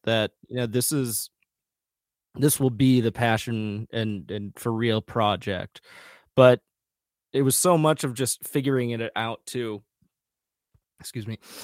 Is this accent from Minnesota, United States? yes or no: yes; rural west central Minnesota, United States; moved away; also born or lived in Bogotá, Colombia; I was adopted from Bogotá, Colombia, uh, when I was a baby, and then I grew up in rural west central Minnesota